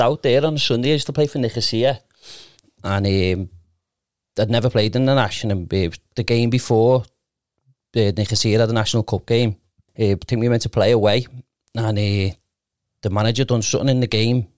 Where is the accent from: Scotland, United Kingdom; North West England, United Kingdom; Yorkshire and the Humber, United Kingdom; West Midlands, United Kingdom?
North West England, United Kingdom; Liverpool; I was from Kenny, but I went to Breckfield